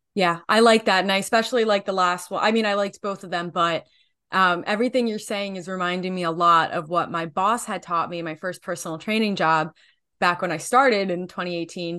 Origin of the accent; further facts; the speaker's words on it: New Jersey, United States; I am from New Jersey